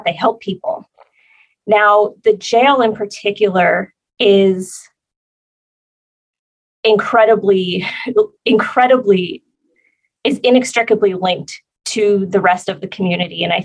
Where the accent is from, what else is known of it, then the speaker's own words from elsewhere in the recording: New Jersey, United States; now in San Diego, United States; I'm originally from New Jersey, so I have the Northeast has a very special place in my heart